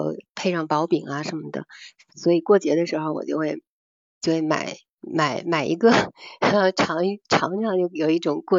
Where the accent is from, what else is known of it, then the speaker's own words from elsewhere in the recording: Beijing, China; 像我们我是北京人嘛，然后那个烤鸭的话，其实在这边也能买得到。